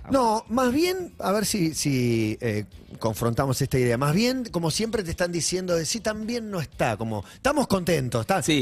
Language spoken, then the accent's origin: Spanish; Buenos Aires, Argentina; Yo soy de Flores.